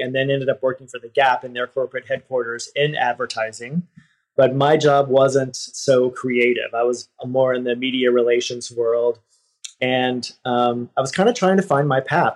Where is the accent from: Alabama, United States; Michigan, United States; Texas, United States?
Texas, United States; moved away as an adult; now in San Francisco, United States; I grew up in Texas and I moved to San Francisco in my 20s